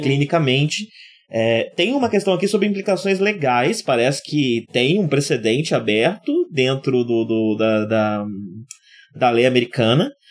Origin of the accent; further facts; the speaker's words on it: Brazil; a gente como brasileiro sabe bem